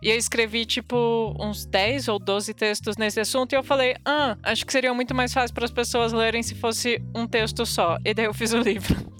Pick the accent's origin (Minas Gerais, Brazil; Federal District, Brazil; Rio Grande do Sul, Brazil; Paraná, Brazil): Paraná, Brazil; interior of; moved away as an adult; now in São Paulo, Brazil; Eu sou, eu sou do interior do Paraná